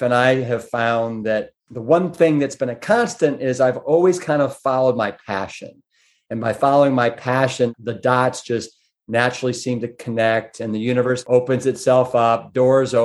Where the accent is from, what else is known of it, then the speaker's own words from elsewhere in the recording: Pepper Pike, Ohio, United States; It was actually outside Shaker Heights, a little town called Pepper Pike.